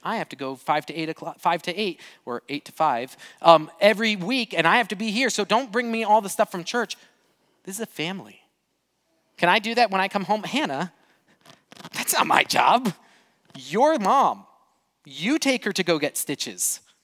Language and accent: English; Brazil; moved away; I grew up in Brazil